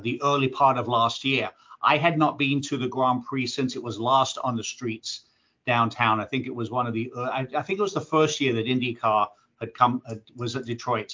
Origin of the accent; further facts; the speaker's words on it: England, United Kingdom; As a kid growing up in England